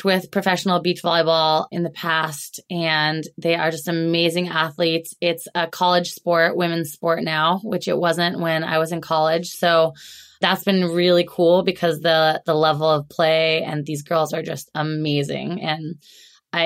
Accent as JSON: {"language": "English", "region": "Alaska", "country": "United States", "tie": "born or raised there", "also_born_or_lived": "Oregon", "moved": "yes", "lives_now": "Seattle, United States", "said": "I'm in Seattle actually, but I grew up in Alaska. That's okay. I grew up in Alaska. I was born and raised there."}